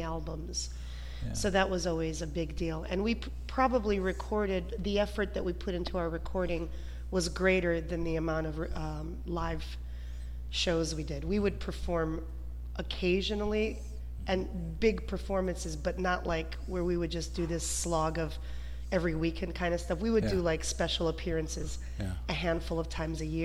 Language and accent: English; Detroit, Michigan, United States; I always felt different growing up. Like there was this Ukrainian part of me, even though I was born in Detroit